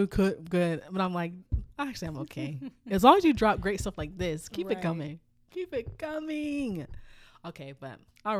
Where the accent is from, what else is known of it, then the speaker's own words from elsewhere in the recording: South Korea; Like, we're from South Korea, a little tiny little country.